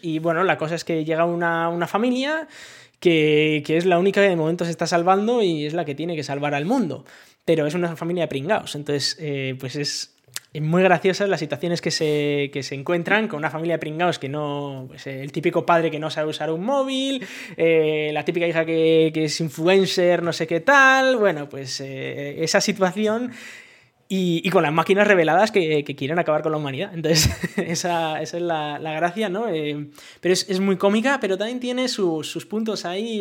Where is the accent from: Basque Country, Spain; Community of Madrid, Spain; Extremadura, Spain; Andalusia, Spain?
Basque Country, Spain; now in France; yo siendo vasco